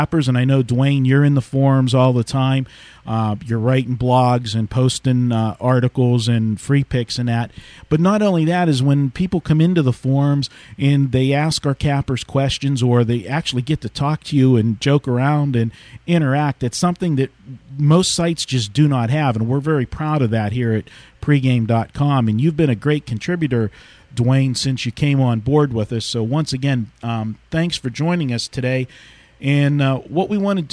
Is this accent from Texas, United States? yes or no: no; western Pennsylvania, United States; I was on the western side